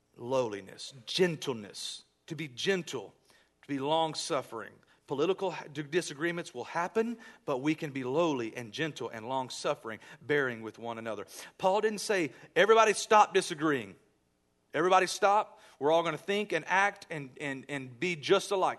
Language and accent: English; United States; I love being American